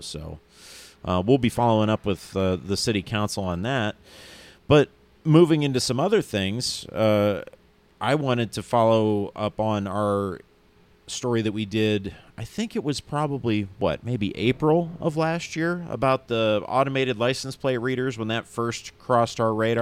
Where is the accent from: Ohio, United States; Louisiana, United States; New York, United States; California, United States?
Ohio, United States; near East Palestine; here in Ohio in an area close to my hometown called East Palestine.